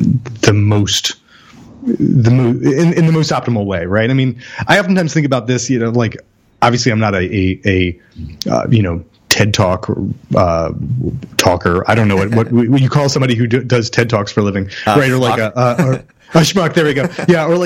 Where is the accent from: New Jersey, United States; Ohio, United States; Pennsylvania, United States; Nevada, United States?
New Jersey, United States; near Trenton; I'm actually from the bordering town, but Trenton barely registers